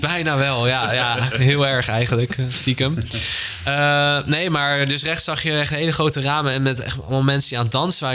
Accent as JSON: {"language": "Dutch", "town": "Delft", "region": "South Holland", "country": "Netherlands", "said": "ik kom uit Delft"}